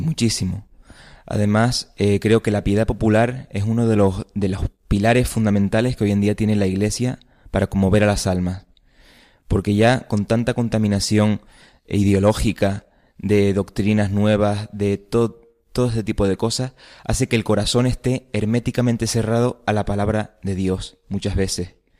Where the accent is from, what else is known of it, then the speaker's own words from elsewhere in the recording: Tenerife, Canary Islands, Spain; also born or lived in Seville; de Tenerife y soy técnico superior en artes aplicadas de la escultura